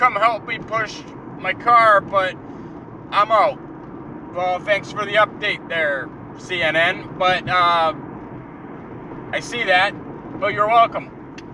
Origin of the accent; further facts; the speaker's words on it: Canada; being the Canadian I am